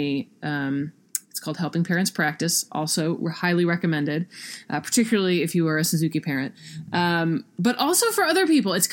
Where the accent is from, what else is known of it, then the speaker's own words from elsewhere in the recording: South Carolina, United States; I grew up in South Carolina. That's where I picked it up.